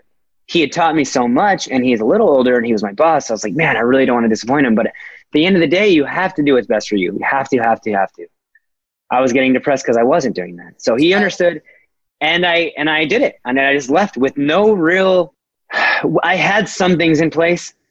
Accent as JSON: {"language": "English", "town": "Fullerton", "region": "California", "country": "United States", "tie": "born or raised there", "said": "Fullerton, California, my hometown. I am very prideful of I was ASB president at Fullerton High School"}